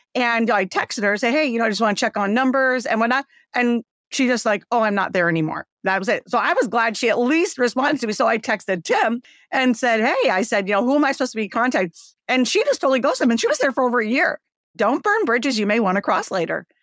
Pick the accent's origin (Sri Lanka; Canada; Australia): Canada; Windsor, Ontario; moved away as an adult; also born or lived in Michigan; now in United States; I'm Canadian. I, uh, was born in Canada, Windsor, Ontario, and, uh, I came over to the States once I married my first husband.